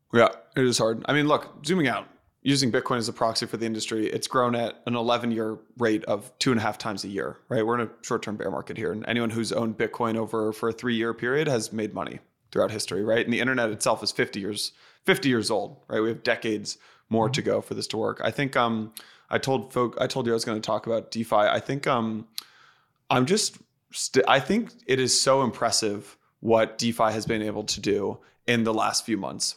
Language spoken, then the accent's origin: English; outside San Francisco, California, United States; I grew up outside San Francisco